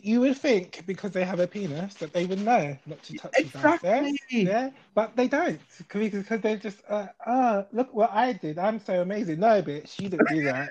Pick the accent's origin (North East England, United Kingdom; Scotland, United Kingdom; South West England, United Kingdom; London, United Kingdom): London, United Kingdom; I'm from South London